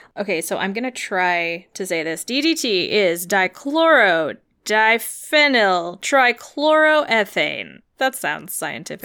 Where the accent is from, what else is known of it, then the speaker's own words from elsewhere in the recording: United States; as like an American